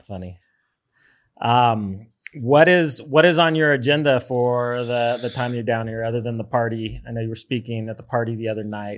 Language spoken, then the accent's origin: English; United States; moved away as an adult; now in El Zonte, El Salvador; as an American